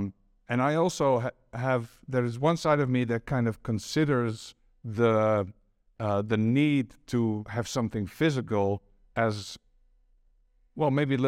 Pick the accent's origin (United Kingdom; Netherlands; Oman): Netherlands; Amsterdam, North Holland; I grew up near the Stedelijk Museum in Amsterdam. That was just around the corner. My dad took me there from when I was 3 or 4 years old.